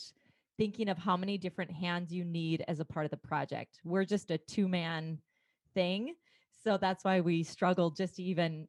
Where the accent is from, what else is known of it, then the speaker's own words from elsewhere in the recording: rural Minnesota, United States; now in Beaumont, United States; my upbringing in rural Minnesota